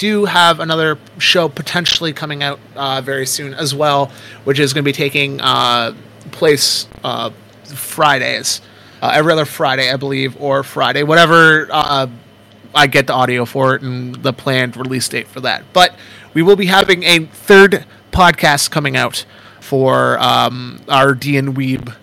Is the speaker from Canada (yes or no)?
yes; Canada; I'm from Canada